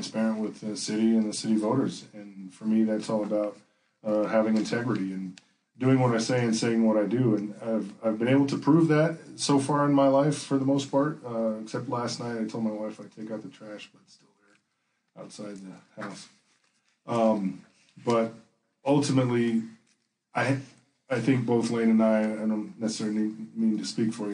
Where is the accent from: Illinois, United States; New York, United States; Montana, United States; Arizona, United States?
Arizona, United States; South Tucson; I grew up in South Tucson, southwest of the freeway there